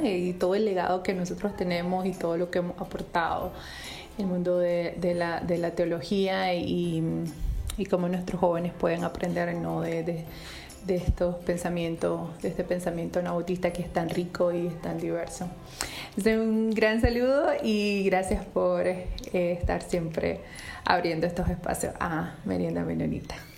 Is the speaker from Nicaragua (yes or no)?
yes; Santa Teresa, Carazo, Nicaragua; also born or lived in United States; soy nicaragüense, por gracia de Dios. Em, nací en Santa Teresa Carazo y vivo aquí en, Santa Teresa Carazo.